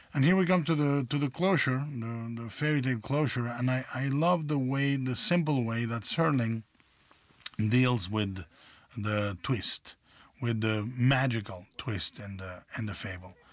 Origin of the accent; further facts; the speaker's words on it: Mexico; as a child uh, growing up in Mexico